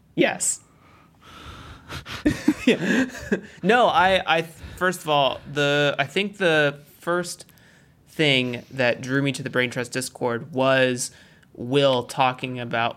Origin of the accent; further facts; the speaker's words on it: United States; I'm American. I'm not African by any stretch of the imagination